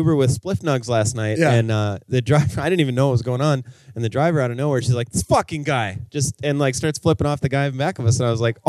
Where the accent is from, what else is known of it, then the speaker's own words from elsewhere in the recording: Chicago, Illinois, United States; I'm from Chicago. I'm pretty used to like unreasonable rent and high